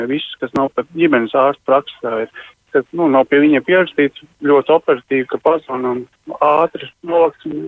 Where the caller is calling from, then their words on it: Jelgava, Zemgale, Latvia; Es no Jālgavas zvanu.